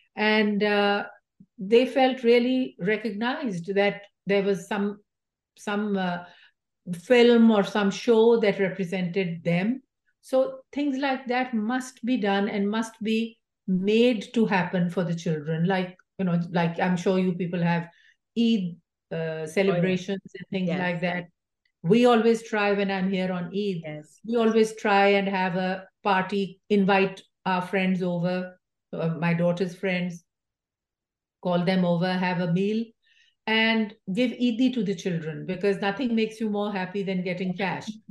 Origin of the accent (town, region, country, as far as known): Pakistan; now in United States